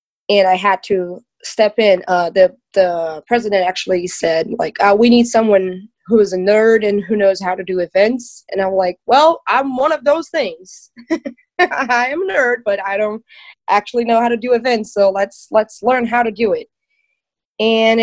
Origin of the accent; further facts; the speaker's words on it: Brazil; I'm from Brazil